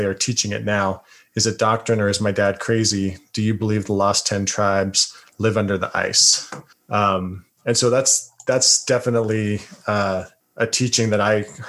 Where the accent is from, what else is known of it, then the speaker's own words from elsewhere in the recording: Utah, United States; growing up in Utah when I was younger